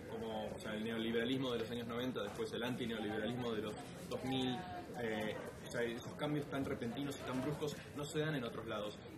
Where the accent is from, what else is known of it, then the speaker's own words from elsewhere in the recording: Buenos Aires, Argentina; moved away as an adult; also born or lived in United States; creciendo en Argentina